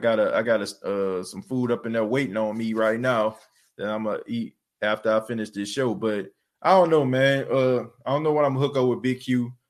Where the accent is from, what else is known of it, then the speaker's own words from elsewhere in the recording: New Orleans, Louisiana, United States; moved away; I know I ain't lived in New Orleans in a while, but look, I know my hometown no matter what, man.